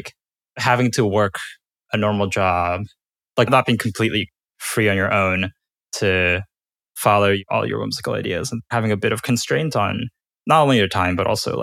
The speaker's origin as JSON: {"language": "English", "region": "Indiana", "country": "United States", "tie": "born or raised there", "also_born_or_lived": "Korea", "said": "I grew up in Indiana, which is where I spent most of my childhood."}